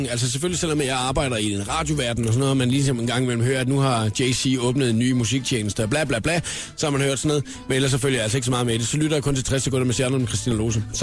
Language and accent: Danish; Southern Denmark, Denmark; Jeg er semi-jyd. Jeg er fynbo.